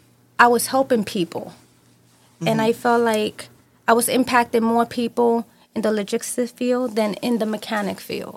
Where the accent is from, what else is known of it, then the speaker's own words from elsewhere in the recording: New York City, New York, United States; I was born and raised in New York